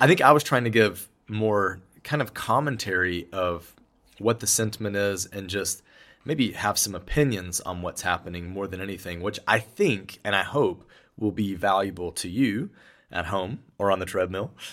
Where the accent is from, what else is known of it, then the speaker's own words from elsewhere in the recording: United States; moved away as an adult; now in Portugal; as an American